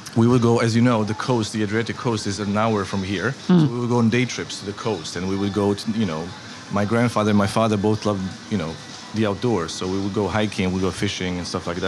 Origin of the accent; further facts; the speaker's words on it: Mostar, Federation of Bosnia and Herzegovina, Bosnia & Herzegovina; also born or lived in Switzerland; I was born here. My family's been here, I don't know, since the city's basically existed